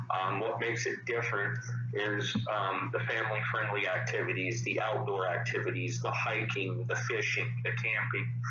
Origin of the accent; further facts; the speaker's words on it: Colorado Springs, Colorado, United States; Springs, Colorado. I was born and raised back in 1987. Came from the east side of town.